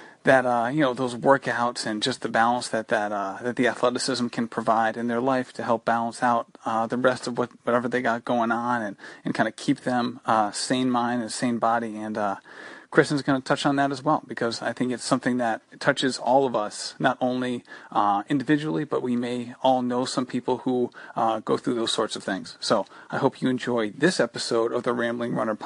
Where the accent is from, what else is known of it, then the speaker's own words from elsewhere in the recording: Rhode Island, United States; you are a fellow Rhode Islander